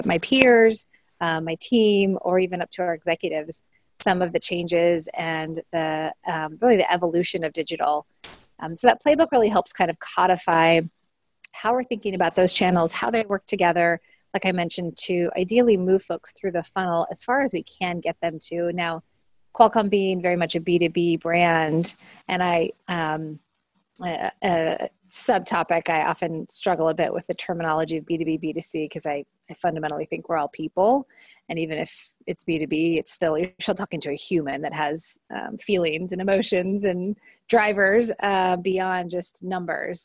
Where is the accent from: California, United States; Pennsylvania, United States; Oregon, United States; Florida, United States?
Oregon, United States; Portland; a small liberal arts college called Linfield in Oregon, which is where I'm from Portland